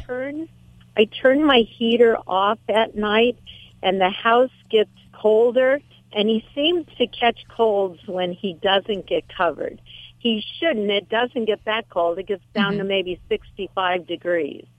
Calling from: Huntington Beach, California, United States; I'm calling from Huntington Beach, oh, California.

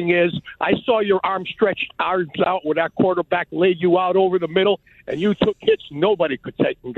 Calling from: Stuart, Florida, United States; I'm from Stuart, Florida and I watch your show every morning at six o'clock.

